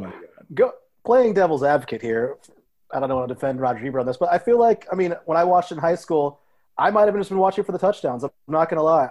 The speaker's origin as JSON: {"language": "English", "region": "Ohio", "country": "United States", "tie": "born or raised there", "also_born_or_lived": "Columbus, Ohio", "said": "I grew up in Ohio, which actually is a big football powerhouse state"}